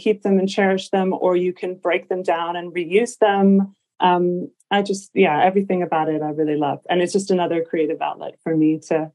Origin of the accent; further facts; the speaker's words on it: Los Angeles, California, United States; moved away; I'm from Los Angeles originally. So I'm a Californian, born and raised